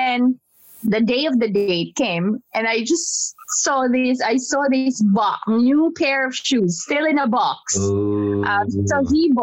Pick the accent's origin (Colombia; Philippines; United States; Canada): Philippines; moved away; also born or lived in Singapore; I am being an unusual Filipina